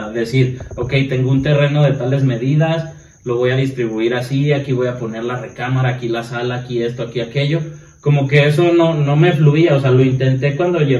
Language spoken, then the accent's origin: Spanish; Mexico; siendo mm, mexicano.